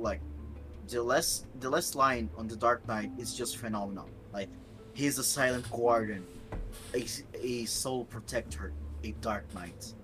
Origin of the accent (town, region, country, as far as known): Brazil